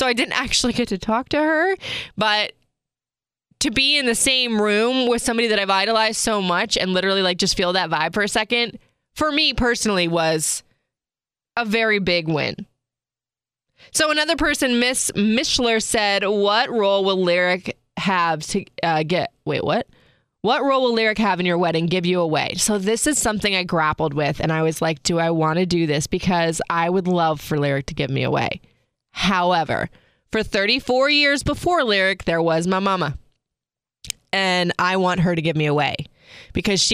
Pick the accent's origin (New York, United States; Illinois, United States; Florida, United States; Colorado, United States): Florida, United States; moved away as an adult; I grew up in Florida